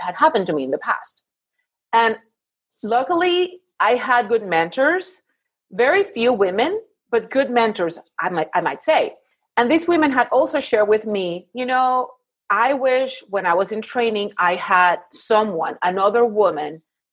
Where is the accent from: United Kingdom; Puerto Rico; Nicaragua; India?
Puerto Rico; moved away as an adult; now in Houston, United States; I'm originally from Puerto Rico, but I live now in Houston for the past 18 years.